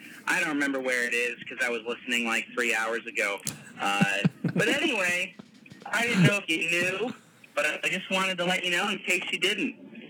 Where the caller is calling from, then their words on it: Colorado, United States; from Colorado.